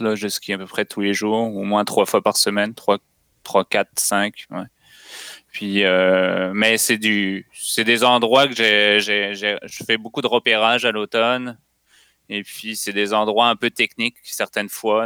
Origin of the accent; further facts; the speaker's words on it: France; moved away as an adult; now in Canada; je suis français, puis j'ai immigré il y a, je pense, à peu près 8 ans